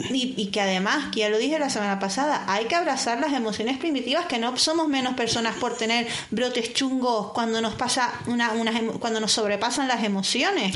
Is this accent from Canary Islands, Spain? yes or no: yes; Canary Islands, Spain; moved away